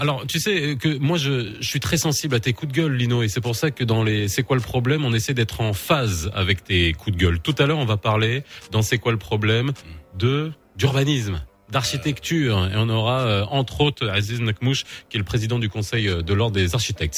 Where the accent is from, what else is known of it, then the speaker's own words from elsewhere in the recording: Morocco; chez nous au Maroc